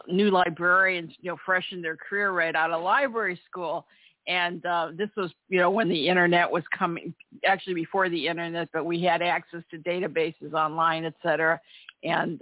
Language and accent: English; Cleveland, Ohio, United States; When I was growing up in Cleveland, I had when I was in high school